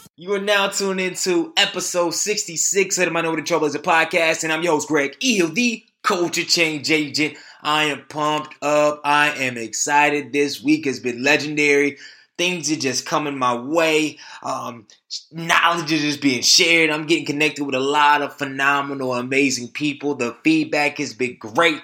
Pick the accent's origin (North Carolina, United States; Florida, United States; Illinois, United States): North Carolina, United States; Durham; my hometown